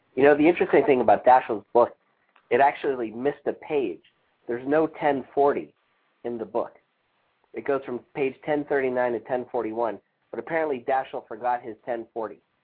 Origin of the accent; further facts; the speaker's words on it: New York, United States; as a New Yorker